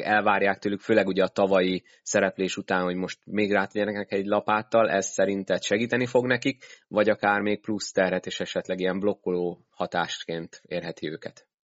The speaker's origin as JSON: {"language": "Hungarian", "town": "Szolnok", "region": "Jász-Nagykun-Szolnok", "country": "Hungary", "said": "szolnoki vagyok"}